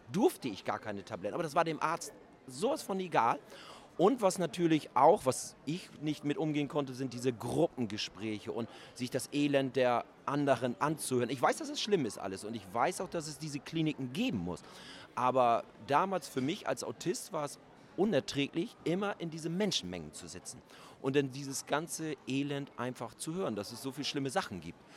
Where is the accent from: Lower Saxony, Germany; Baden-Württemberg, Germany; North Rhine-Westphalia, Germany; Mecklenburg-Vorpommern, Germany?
Lower Saxony, Germany; Schwaneburgermoor; also born or lived in Wittmund; da beschreibe ich meine Kindheit in Schwaneburger Moor. Und die ging vom, ich kann mich ab meinem vierten Lebensjahr, kann ich mich eigentlich an jeden Tag erinnern. Und wir sind mit zehn Jahren sind wir von Schwaneburger Moor nach Wittmund gezogen, also nach Ostfriesland.